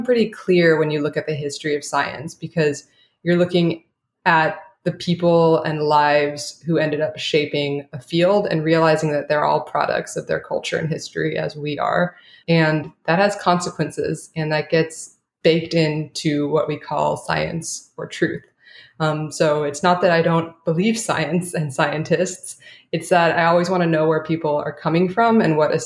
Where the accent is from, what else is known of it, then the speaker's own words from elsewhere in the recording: Orange County, California, United States; I did grow up in Orange County